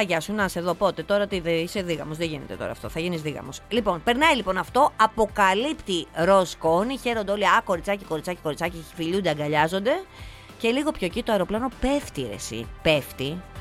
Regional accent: Arta, Epirus, Greece; στα μέρη μου, που στην Άρτα

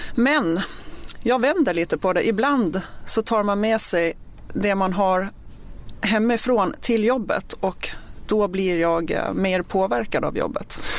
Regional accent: Gotland, Sweden; accent: Gotlandic; moved away as an adult; now in Stockholm, Sweden; jag är uppvuxen på Gotland och eh, flyttade upp till Stockholm med anledningen att jag började på POS och det var i augusti 2004

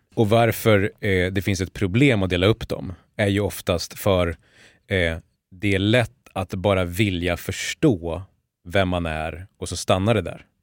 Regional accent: Borlänge, Dalarna County, Sweden; jag har vuxit upp i Borlänge

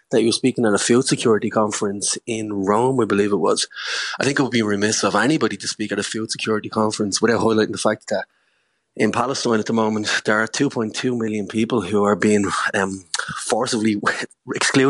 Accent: Ireland; as an Irish person

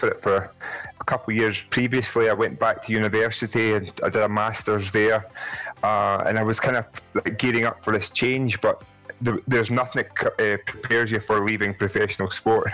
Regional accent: Scotland, United Kingdom; I'm 6'10", I'm black, and I'm Scottish.

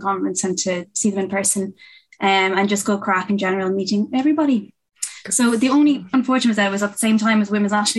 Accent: Galway, Connacht, Ireland; my hometown of the best place in the world, Galway

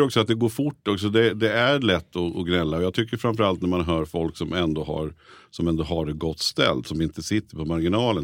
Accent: Nyköping, Södermanland, Sweden; moved away as an adult; now in Stockholm, Sweden; jag är född och uppväxt i Nyköping, har varit hela mitt liv i princip.

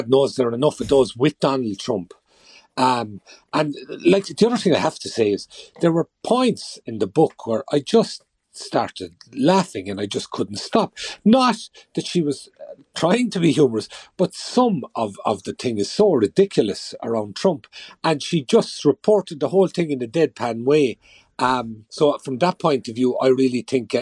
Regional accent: Kerry, Munster, Ireland; I'm from Kerry

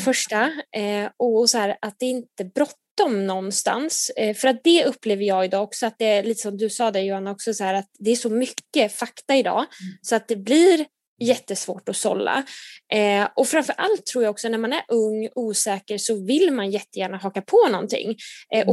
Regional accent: Nyköping, Södermanland, Sweden; moved away as an adult; now in Gothenburg, Sweden; jag kommer från Nyköping från början

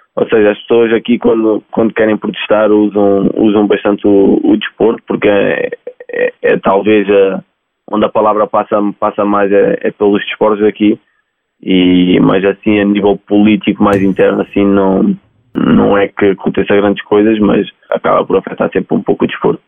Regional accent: Portugal; moved away as an adult; now in United States; sou português e sinto orgulho

